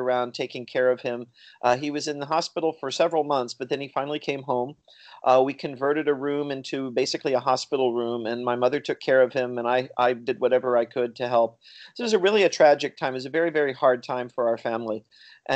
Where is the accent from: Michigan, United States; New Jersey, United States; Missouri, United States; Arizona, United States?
Missouri, United States; also born or lived in Chicago / India; now in Pennsylvania, United States; I grew up in a small town in Missouri